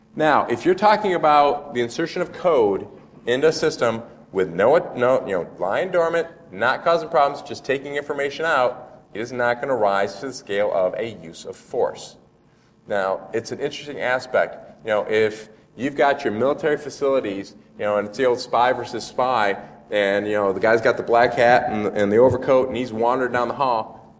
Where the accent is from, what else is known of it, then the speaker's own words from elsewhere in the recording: United States; a state called Illinois, which is really lousy because my home state's right next to it